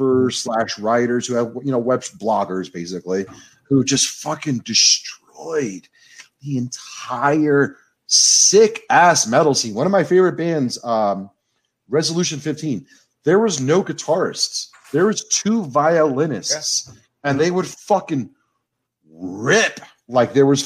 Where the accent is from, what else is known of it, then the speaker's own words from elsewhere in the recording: New York City, New York, United States; I grew up going to CBGB's every Sunday because that was the only time I was allowed in because I was too young